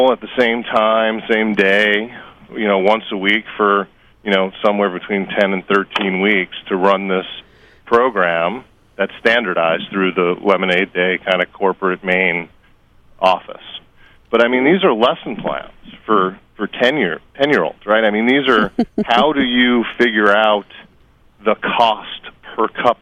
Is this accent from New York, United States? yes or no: yes; Long Island, New York, United States; now in Los Angeles, United States; I grew up on Long Island